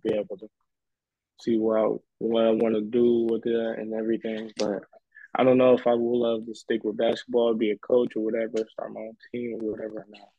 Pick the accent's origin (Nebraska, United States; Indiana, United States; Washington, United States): Indiana, United States; born or raised there; moved away as an adult; now in Los Angeles, United States